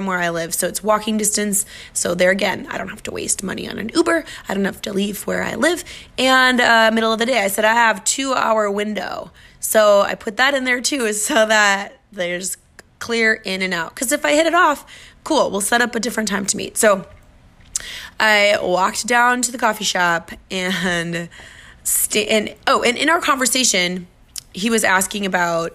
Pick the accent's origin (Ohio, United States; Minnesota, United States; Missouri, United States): Minnesota, United States; now in Miami, United States; I'm from Minnesota